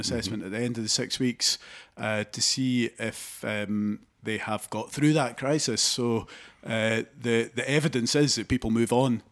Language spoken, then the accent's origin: English; Haddington, Scotland, United Kingdom; I grew up in Haddington, in East Lothian